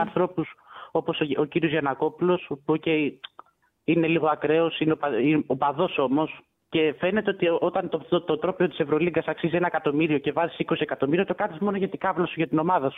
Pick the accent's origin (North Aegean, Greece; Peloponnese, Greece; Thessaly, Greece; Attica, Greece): Peloponnese, Greece; Tripoli; είμαι από Τρίπολη